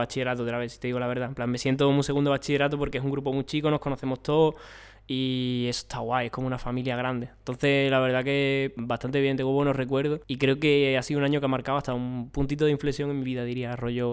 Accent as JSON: {"language": "Spanish", "town": "Moguer", "region": "Andalusia", "country": "Spain", "also_born_or_lived": "Mazagón", "moved": "as an adult", "lives_now": "Granada, Spain", "said": "en Mazagón es donde estoy en verano plan, yo soy de Mogué"}